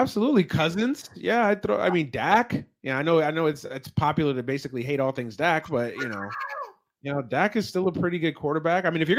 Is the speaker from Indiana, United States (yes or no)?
no; New York, United States; now in Tacoma, United States; I'm a New Yorker